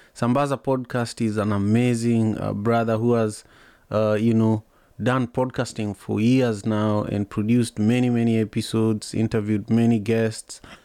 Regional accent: Kisumu, Kisumu County, Kenya; now in United States; I grew up in Kisumu

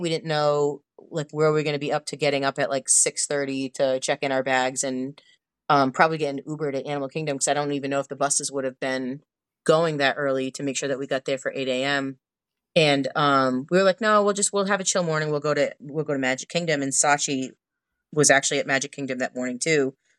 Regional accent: Northeast, United States; I'm from the Northeast

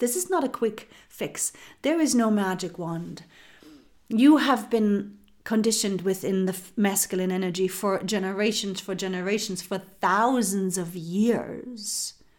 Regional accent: Germany; moved away as an adult; now in United States; I am from Germany. I was born and raised in Germany and I do now live in the United States.

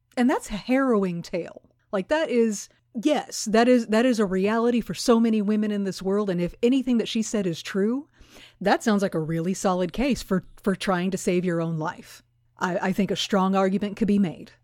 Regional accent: Houston, Texas, United States; moved away; I grew up in Houston

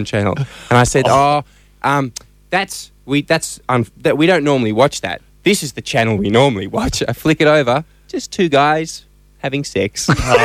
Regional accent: Australia; I'm from Australia

